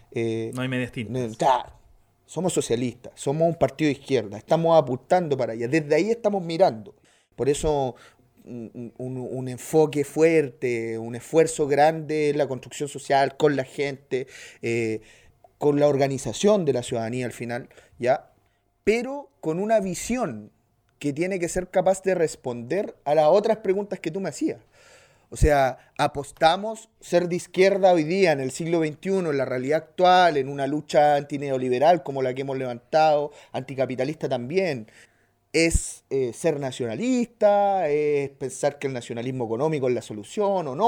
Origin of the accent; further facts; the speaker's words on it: Colombia; A los que nos gusta el fútbol, que ser madre, yo que soy colombiano, que ser madre era malo.